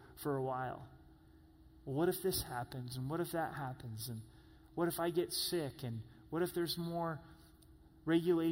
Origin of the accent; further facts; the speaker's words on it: Southern Oregon, United States; moved away; my hometown, to Southern Oregon